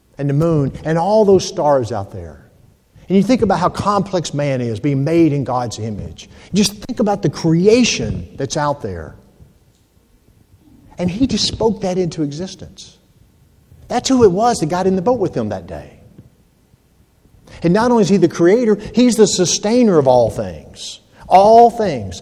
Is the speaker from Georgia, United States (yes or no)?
yes; Georgia, United States; moved away; also born or lived in Hampton, Virginia; I'm from Georgia